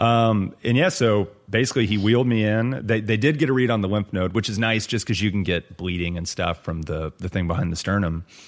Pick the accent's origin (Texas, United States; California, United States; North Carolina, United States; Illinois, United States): Texas, United States; Lubbock; moved away; also born or lived in Austin, Texas; my hometown of Lubbock